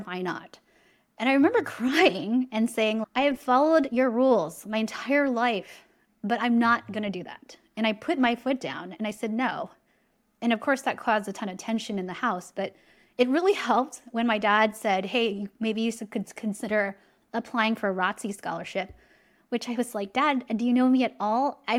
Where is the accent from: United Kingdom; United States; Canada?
United States; San Diego, California; I'm from California.